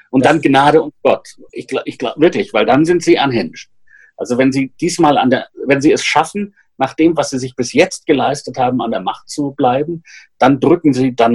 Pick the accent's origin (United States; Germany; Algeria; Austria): Austria; Ich bin ja in Österreich aufgewachsen in den 70er Jahren.